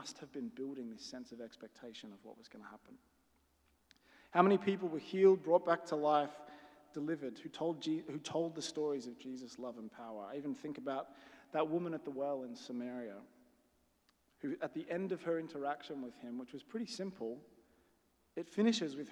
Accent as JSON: {"language": "English", "country": "Australia", "said": "I'm Australian"}